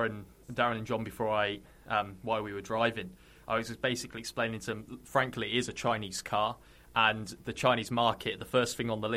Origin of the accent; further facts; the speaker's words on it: Hull, Yorkshire and the Humber, United Kingdom; I'm from Hull originally